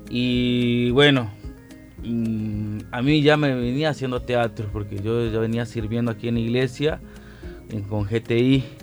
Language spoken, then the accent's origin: Spanish; San Salvador, El Salvador; decían, venir de El Salvador, de San Salvador, porque soy del centro de San Salvador